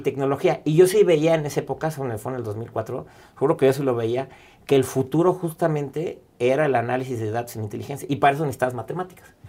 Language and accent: Spanish; Mexico; como mexicanos